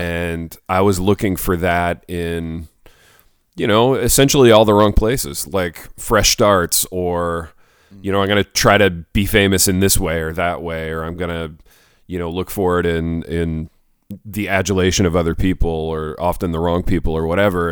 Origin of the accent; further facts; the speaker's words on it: United States; I'm American